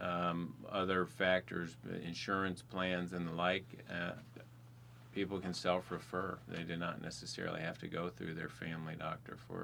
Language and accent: English; Ashland, Ohio, United States; moved away as an adult; also born or lived in Louisville, Kentucky / Cincinnati area, Ohio; now in Marion, United States; I was born and raised in Ashland, Ohio, so not far from here